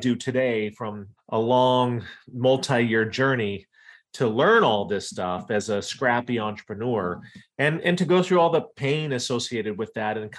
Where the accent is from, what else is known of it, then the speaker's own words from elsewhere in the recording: Iowa, United States; moved away as an adult; also born or lived in Wyoming / East Coast / Washington, D.C.; So I was born in Wyoming, grew up in Iowa, and then in the late 90s decided I wanted to move to the East Coast